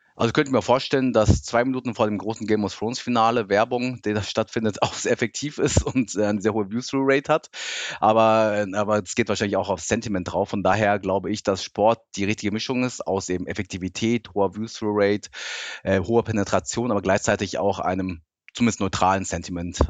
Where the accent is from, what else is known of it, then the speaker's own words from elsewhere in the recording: suburb of Frankfurt, Hesse, Germany; German is a second language; also born or lived in Tokyo, Japan; als ich acht war, wollte mein Papa dann doch wieder zurück nach Deutschland und dann sind wir aus wirklich mitten Tokio, sind wir dann in den Vorort von Frankfurt gezogen, also richtig hessische Provinz und ja, und habe da dann Deutsch gelernt